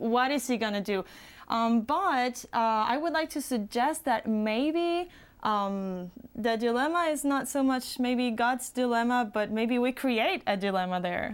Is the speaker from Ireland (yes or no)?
no; Puerto Rico; moved away; I am from the island of Puerto Rico